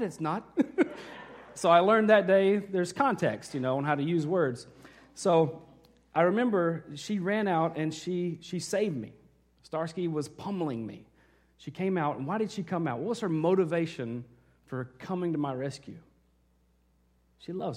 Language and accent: English; Arkansas, United States; moved away; I was in Arkansas. I grew up there